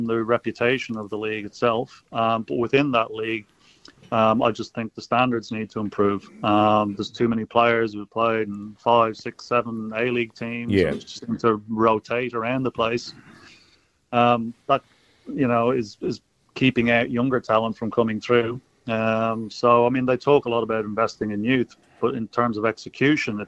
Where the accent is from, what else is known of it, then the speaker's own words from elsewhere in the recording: Ireland; moved away as an adult; also born or lived in Spain; now in Australia; I was actually born in Spain and then at a very, very young age moved straight across to Ireland and grew up in Ireland